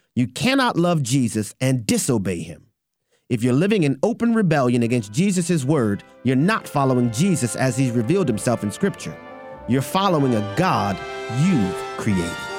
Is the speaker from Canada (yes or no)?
yes; Toronto, Ontario, Canada; now in Alberta, Canada; I grew up in Toronto, Ontario